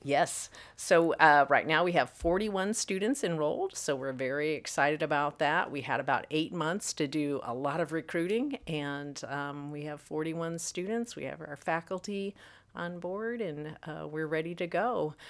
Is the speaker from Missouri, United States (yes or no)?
yes; Missouri, United States; also born or lived in North Carolina; now in Illinois, United States; come back to the Midwest, where my roots are, uh, originally from Missouri